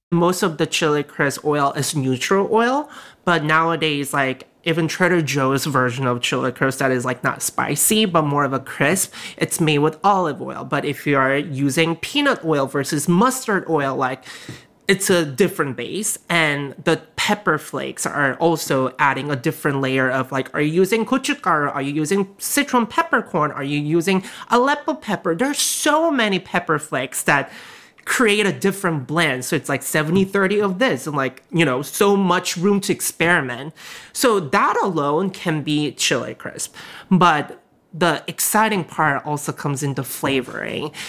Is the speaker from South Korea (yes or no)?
yes; South Korea; moved away; also born or lived in Alabama / New York City; when I grew up in Korea